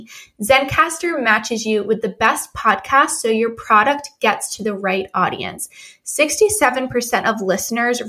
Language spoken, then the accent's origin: English; New England, United States; also born or lived in Rhode Island; I'm actually from New England. I live in Rhode Island